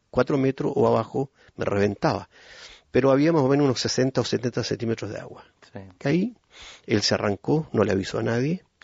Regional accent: Puerto Montt, Los Lagos, Chile; born there; Yo nací en Puerto Montt ya hace más de medio siglo

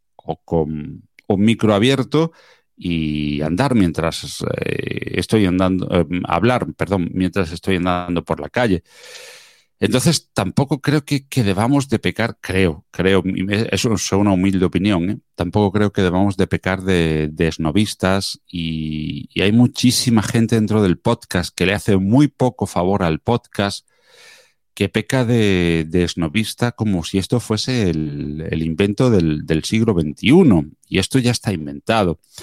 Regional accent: small town near Málaga, Andalusia, Spain; en mi pueblo natal, es un pueblito de pocos habitantes, alrededor de unos 10.000 habitantes, muy cerquita de la, de la capital de, Málaga

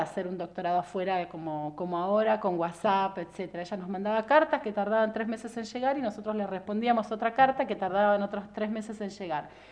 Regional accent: Viedma, Río Negro, Argentina; also born or lived in Buenos Aires; Yo nací en Buenos Aires, mm. como gran parte de los que vivimos en Viedma y vinimos de chicos en el 80 y pico

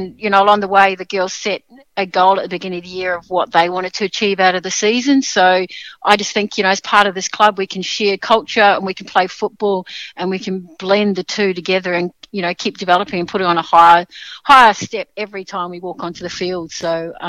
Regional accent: Sydney, New South Wales, Australia; now in Melbourne, Australia; I was still in Melbourne to do it, because I'm actually from Sydney

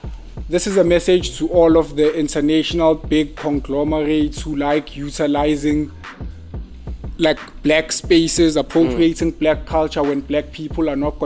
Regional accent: South Africa; we as South African street designers, as artists in South Africa

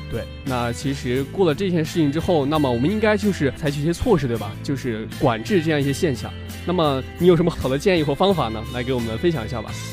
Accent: Henan, China; 我是河南人

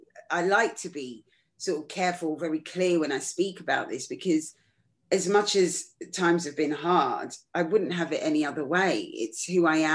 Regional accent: London, United Kingdom; I was just a normal kid growing up in London

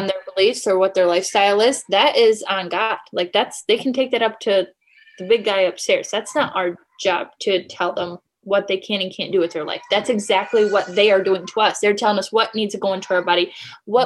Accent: Michigan, United States; I'm from Michigan

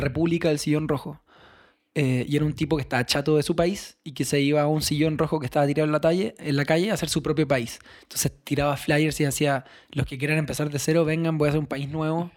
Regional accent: Chile; moved away as an adult; now in Mexico; siendo chileno

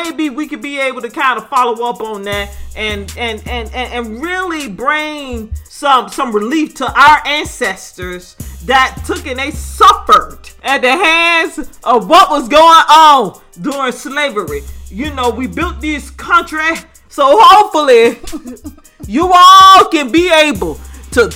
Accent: United States; I'm African American

